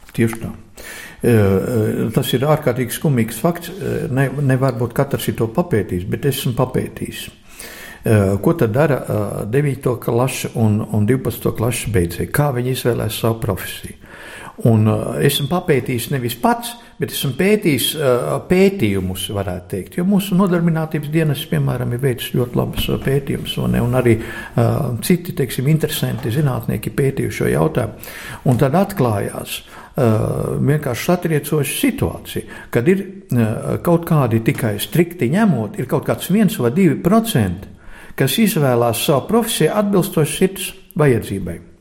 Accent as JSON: {"language": "Latvian", "country": "Latvia", "said": "es kā latvietis"}